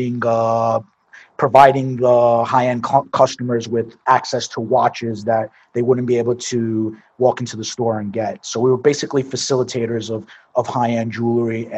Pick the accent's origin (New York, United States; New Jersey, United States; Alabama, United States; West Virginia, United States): New York, United States; New York City; moved away; I'm from Brooklyn. So born and raised in Brooklyn, New York. Grew up basically around the Coney Island area.